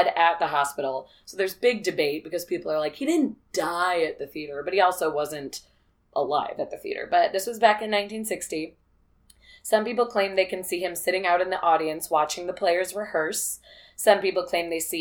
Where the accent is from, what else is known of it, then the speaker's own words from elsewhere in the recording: Peoria, Illinois, United States; I'm from Peoria